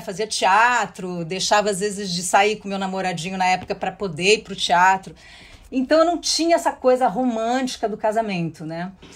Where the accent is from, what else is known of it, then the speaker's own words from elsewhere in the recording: interior of São Paulo, Brazil; eu sou do interior de São Paulo